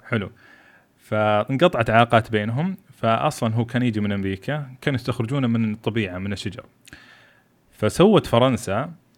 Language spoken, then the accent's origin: Arabic; Saudi Arabia; أنا سعودي خريج البترول